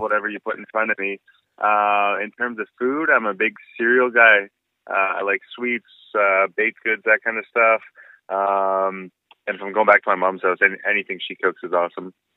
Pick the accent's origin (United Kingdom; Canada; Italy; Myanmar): Canada; Ontario; born or raised there